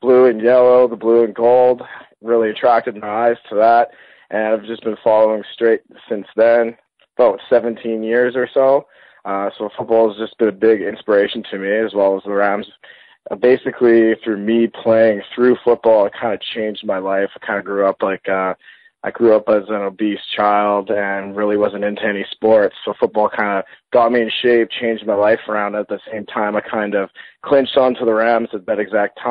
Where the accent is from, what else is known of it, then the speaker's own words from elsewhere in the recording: Thunder Bay, Ontario, Canada; I was born and raised in Thunder Bay, Ontario, Canada